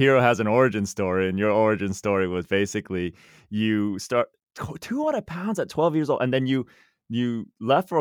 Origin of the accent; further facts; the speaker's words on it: Cupertino, California, United States; also born or lived in Los Angeles; I grew up in Cupertino, which is it's not exactly a small town